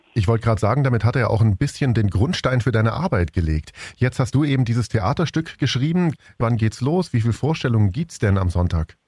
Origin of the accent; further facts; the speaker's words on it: Swabia, Germany; bei uns in Schwaben